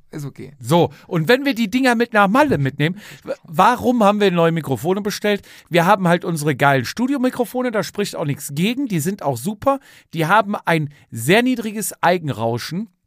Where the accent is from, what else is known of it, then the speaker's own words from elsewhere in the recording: Alcúdia, Balearic Islands, Spain; now in Germany; Es geht nach Alcudia da kann ich dir da mal, oh, da kann ich dir mal meine Heimat zeigen.